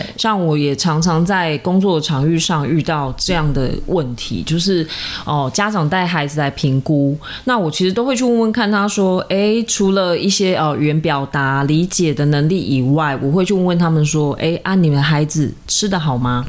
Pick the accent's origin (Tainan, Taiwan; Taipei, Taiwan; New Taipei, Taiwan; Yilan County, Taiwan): Tainan, Taiwan; 因为我是一个台南人，然后对吃有那么一点点执着